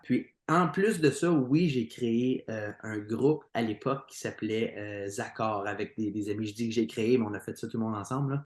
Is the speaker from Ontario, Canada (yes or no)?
yes; Plantagenet, Ontario, Canada; je suis natif de la région de Plantagenet, qui est dans l'Est ontarien. J'ai grandi là-bas